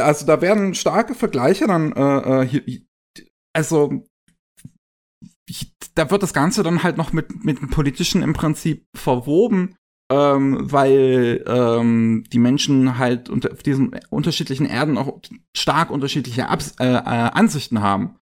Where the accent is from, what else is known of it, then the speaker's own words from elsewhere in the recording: Germany; bei uns in Deutschland